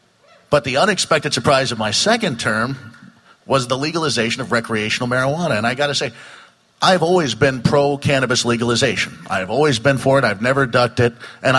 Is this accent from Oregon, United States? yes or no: yes; Coquille, Oregon, United States; the mayor of my hometown of Coquille for the last 3.5 years.